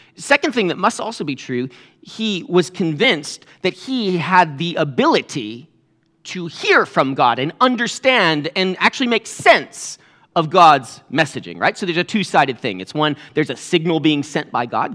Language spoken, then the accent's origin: English; New England, United States; I'm from New England